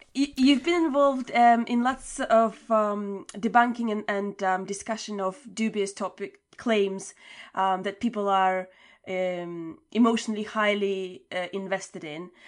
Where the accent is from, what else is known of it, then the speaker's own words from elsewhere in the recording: Latvia; moved away; I came from Latvia